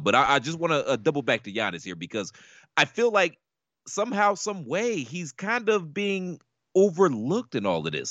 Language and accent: English; Midwest, United States; I'm from the Midwest, like you are. I'm a Midwest baby